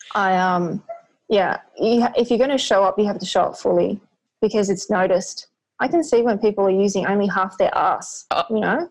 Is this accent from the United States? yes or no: no; Australia; I was born here, my parents met here